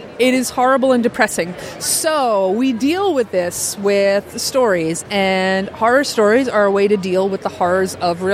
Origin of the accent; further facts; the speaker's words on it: New York, United States; I grew up watching those on, like, PBS growing up in New York.